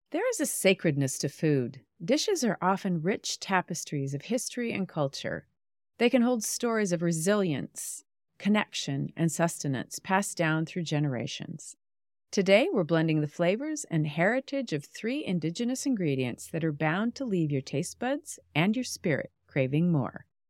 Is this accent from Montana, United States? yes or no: yes; Western Montana, United States; moved away as an adult; I grew up in Western Montana, and we have recently returned to my little small town, my small hometown